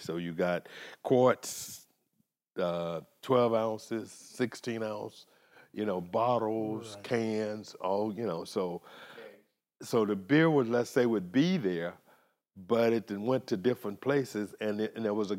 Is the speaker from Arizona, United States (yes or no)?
no; Las Vegas, Nevada, United States; I'm from Las Vegas